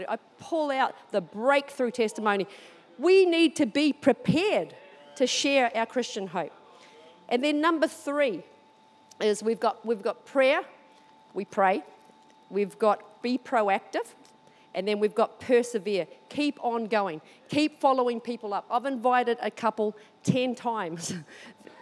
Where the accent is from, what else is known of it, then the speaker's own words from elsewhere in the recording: New Zealand; now in Australia; Even though I live here, this thing still call New Zealand home sometimes